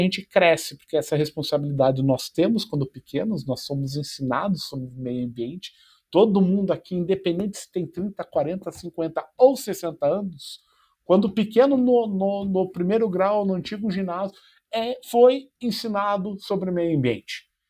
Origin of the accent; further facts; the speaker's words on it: Curitiba, Paraná, Brazil; moved away as an adult; also born or lived in Tomar, Portugal; now in São Paulo, Brazil; como eu cresci em Curitiba